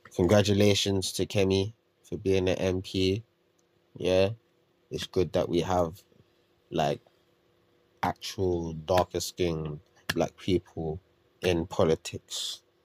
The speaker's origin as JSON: {"language": "English", "country": "United Kingdom", "said": "as British people"}